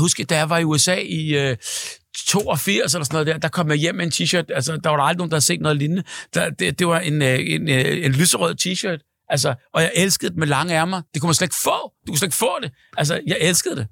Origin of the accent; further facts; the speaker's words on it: Hellerup, Capital Region of Denmark, Denmark; Jeg er fra Hellerup